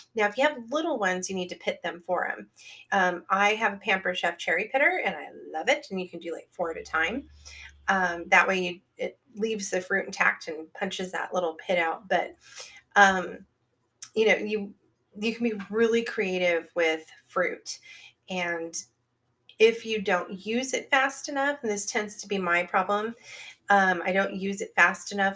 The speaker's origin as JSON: {"language": "English", "region": "Northern California", "country": "United States", "tie": "born or raised there", "said": "growing up in Northern California, literally in the town that I lived in, which is now a gigantic town of like 120,000 people"}